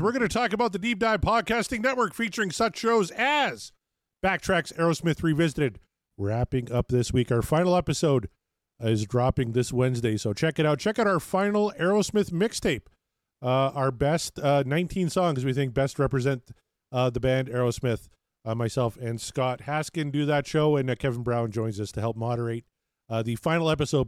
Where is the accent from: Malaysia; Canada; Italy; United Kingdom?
Canada; as a Canadian